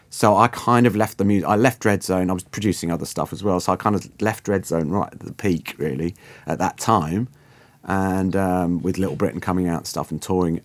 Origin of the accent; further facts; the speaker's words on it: Guernsey; moved away as an adult; also born or lived in London; I'm originally from Guernsey in the Channel Islands, uh, from a quite, uh, quite a little island of sixty-five thousand people for all my kind of, you know, teens and early twenties